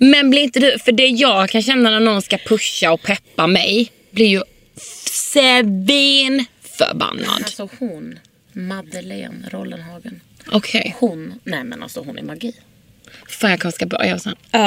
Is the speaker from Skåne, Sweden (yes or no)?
yes; Lund, Skåne, Sweden; now in Stockholm, Sweden; i Lund där jag kommer ifrån